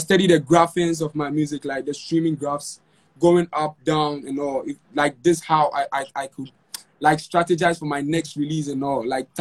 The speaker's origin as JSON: {"language": "English", "town": "Konongo", "region": "Ashanti", "country": "Ghana", "tie": "born or raised there", "said": "my hometown, Konongo"}